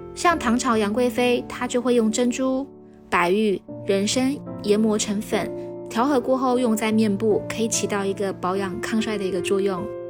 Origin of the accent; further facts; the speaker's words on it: Taiwan; 我来自台湾，呃，大学本科我专攻的就是医疗护理